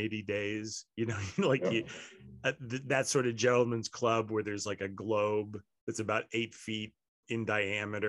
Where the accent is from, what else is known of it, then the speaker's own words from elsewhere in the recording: United States; We're American